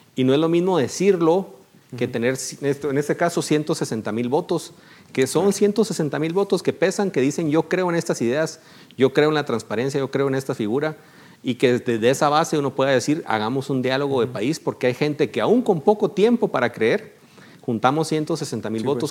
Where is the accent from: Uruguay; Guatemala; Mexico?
Guatemala